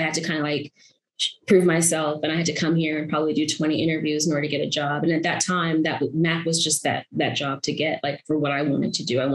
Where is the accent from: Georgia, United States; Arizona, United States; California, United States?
Arizona, United States; moved away as an adult; also born or lived in Brooklyn, New York; now in New York, United States; was born in Brooklyn, grew up in Arizona my whole life